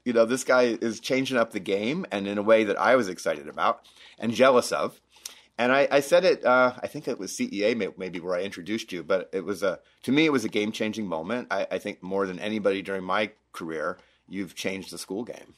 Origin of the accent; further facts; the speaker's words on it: Florida, United States; moved away as an adult; also born or lived in Denver, Colorado; now in Utah, United States; I grew up in Florida, um, went to school in Florida